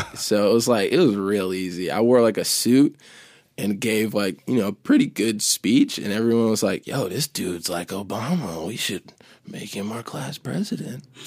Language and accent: English; Maine, United States; born or raised there; also born or lived in Chicago, Illinois